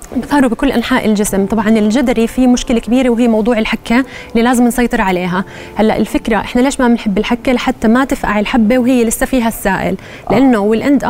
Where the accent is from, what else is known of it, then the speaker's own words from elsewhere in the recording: Jordan; احنا موجود عندنا بالاردن